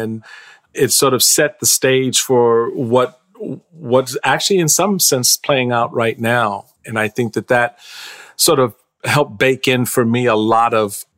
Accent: Washington, District of Columbia, United States; also born or lived in Prince George's County, Maryland; I was born at Andrews Air Force Base here in Prince George's County, where I now live, but I was raised in Washington, D.C.

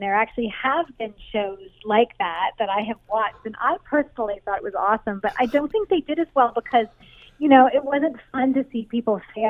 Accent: Ontario, Canada; Yeah, we actually were born and raised in Canada. Dave's from Ottawa, and I'm from, I don't know, I'm from all over Ontario.

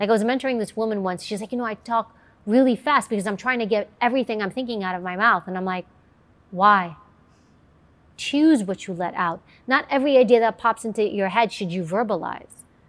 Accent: New York, United States; I grew up in New York

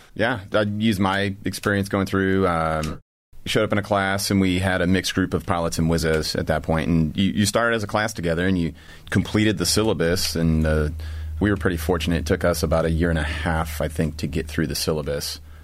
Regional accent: Bettendorf, Iowa, United States; moved away as an adult; Born in Iowa, grew up in, uh, Bettendorf, Iowa, and went to school at Iowa State University

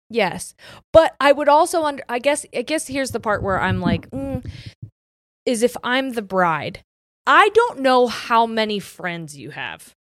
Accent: Ohio, United States; we're from Ohio

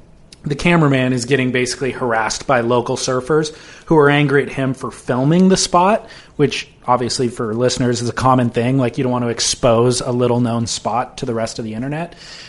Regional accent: California, United States; I grew up in Orange County, just kind of all around Orange County.

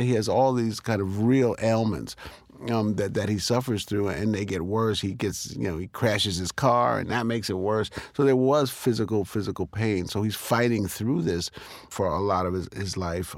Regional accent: New York City, New York, United States; I was born here in Harlem

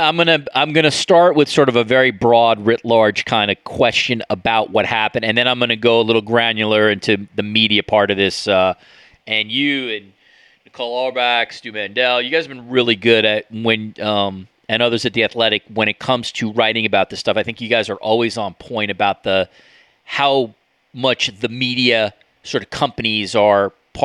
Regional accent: New York, United States; as a New Yorker, like, it's not part of my DNA.

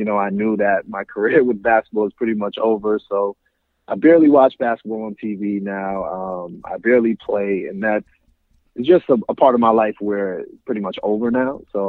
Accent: New York City, New York, United States; born okay. and raised in Queens, New York.

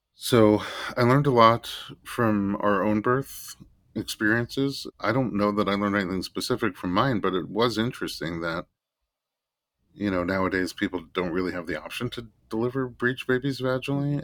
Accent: New York City, New York, United States; I was born in Staten Island, New York

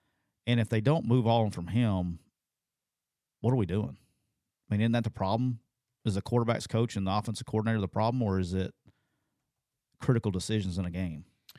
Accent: Alabama, United States; I'm from Alabama.

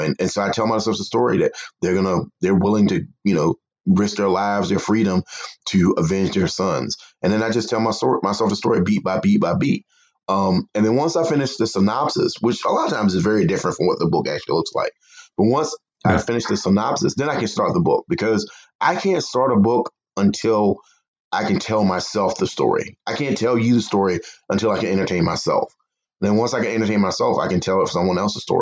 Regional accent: the South, United States

